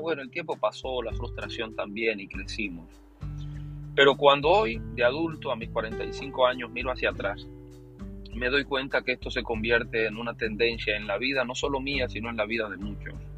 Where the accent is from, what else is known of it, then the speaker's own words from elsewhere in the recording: Potrerillo, Cuba; esa es mi niñez, esa es mi niñez en Cuba